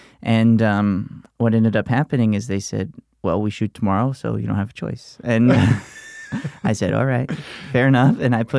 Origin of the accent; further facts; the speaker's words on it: Alabama, United States; moved away; I grew up in Alabama